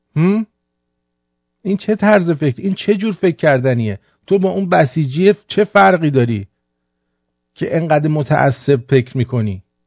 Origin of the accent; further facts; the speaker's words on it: Iran; من ایرانیم